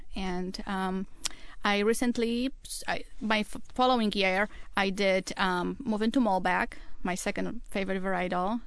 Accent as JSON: {"language": "English", "country": "Poland", "tie": "born or raised there", "second_language": "English", "moved": "as an adult", "lives_now": "Seattle, United States", "said": "I'm originally from Poland. I, um, was born and raised and I went to school in Poland and came here about nineteen"}